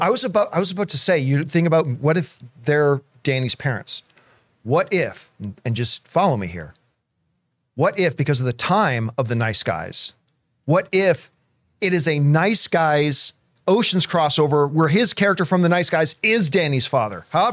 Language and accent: English; Canada; growing up in Canadian winters